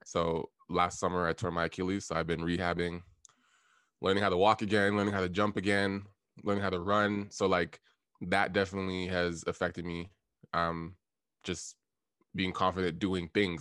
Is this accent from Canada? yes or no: yes; Toronto, Ontario, Canada; also born or lived in Ottawa; I live in Toronto right now. Um, I grew up in Scarborough.